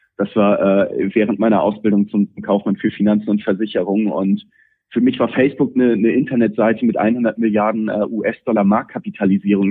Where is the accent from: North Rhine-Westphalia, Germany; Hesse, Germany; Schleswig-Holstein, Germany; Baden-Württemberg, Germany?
Schleswig-Holstein, Germany; Pinneberg; für Pinneberger, ähm, was, was meine Heimatstadt ist